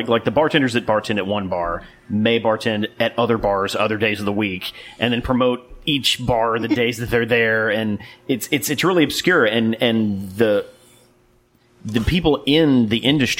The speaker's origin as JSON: {"language": "English", "town": "Jackson", "region": "Mississippi", "country": "United States", "tie": "born or raised there", "also_born_or_lived": "Hattiesburg, Mississippi", "said": "I had moved back from Hattiesburg. I grew up in Jackson, lived in Hattiesburg for like 6 years."}